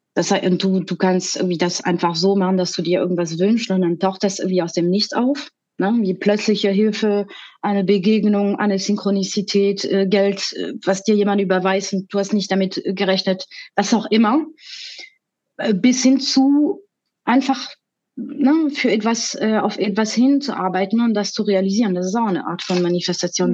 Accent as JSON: {"language": "German", "country": "France", "second_language": "German", "moved": "as an adult", "lives_now": "Germany", "said": "ich bin ursprünglich aus Frankreich und ich lebe seit 20 Jahren in Deutschland."}